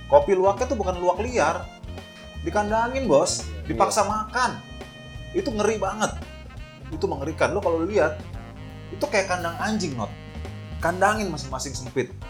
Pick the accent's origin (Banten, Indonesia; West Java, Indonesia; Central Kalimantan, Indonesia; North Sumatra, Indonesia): Banten, Indonesia; Pagedangan; saya dari desa Pagedangan